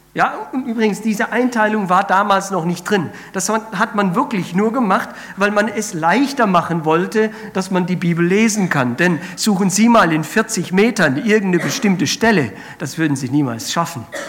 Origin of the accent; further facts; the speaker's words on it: Spain; moved away; ich bin ja in Spanien aufgewachsen